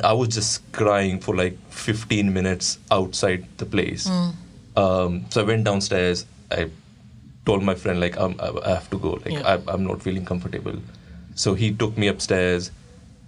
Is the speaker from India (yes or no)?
yes; India; moved away; The area that I grew up in India is a very masculine